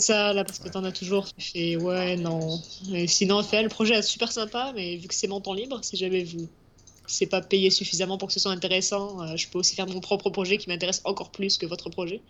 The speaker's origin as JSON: {"language": "French", "region": "southwest France", "country": "France", "also_born_or_lived": "Paris, France", "moved": "as an adult", "lives_now": "Montreal, Canada"}